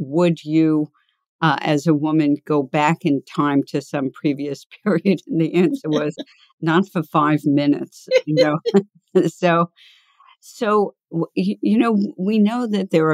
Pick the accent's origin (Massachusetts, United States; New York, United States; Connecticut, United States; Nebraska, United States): New York, United States; New York City; I grew up in the Bronx, and I grew up in an area that I wanted to escape from the time I was little